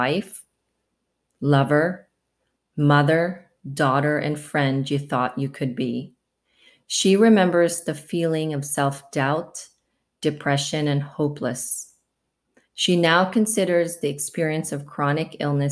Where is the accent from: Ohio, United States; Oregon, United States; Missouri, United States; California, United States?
Oregon, United States; Portland; we're both from the Portland, Oregon area